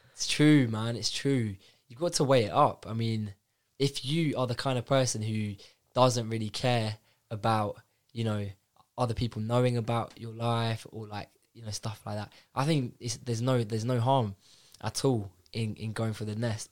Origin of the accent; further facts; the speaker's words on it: London, United Kingdom; I'm from North London